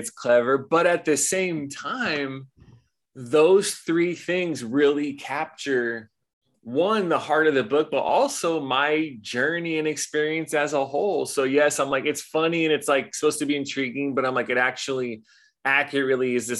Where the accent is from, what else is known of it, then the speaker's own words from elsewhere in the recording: Los Angeles, California, United States; moved away as an adult; now in Hawaii, United States; I grew up in Los Angeles and moved here at 18.